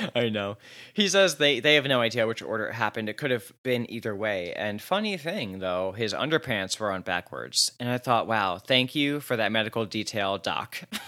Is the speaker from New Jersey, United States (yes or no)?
yes; New Jersey, United States; I'm from Jersey